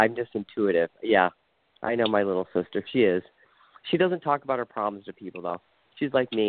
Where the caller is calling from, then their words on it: Ohio, United States; I'm calling from Ohio.